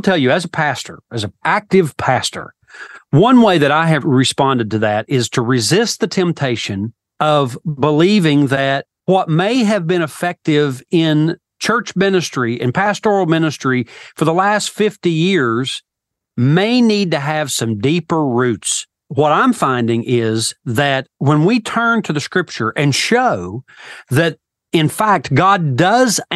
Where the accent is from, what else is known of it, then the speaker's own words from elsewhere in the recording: Elk River, Appalachia, United States; moved away as an adult; also born or lived in Liberty University, Virginia; When I went away to Liberty University for college, I came from the Elk River